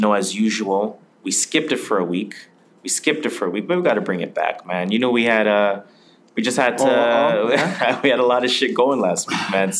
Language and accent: English; Toronto, Ontario, Canada; we are from Toronto.